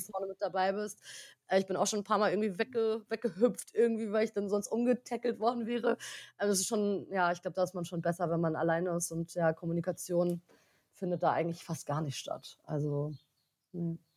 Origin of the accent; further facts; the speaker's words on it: Berlin, Germany; ich bin äh, 30, komme aus Berlin